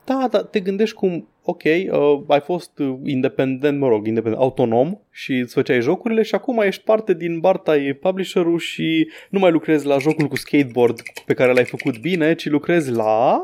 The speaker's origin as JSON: {"language": "Romanian", "country": "Romania", "said": "sunt din România"}